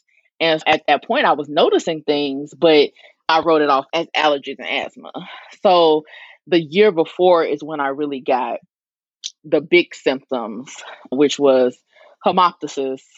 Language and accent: English; the Delta in Arkansas, United States; I'm from the Delta in Arkansas, right off the Mississippi River